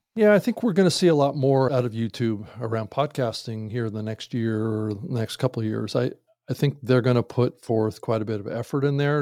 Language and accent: English; Seattle, Washington, United States; moved away; I'm actually from Seattle originally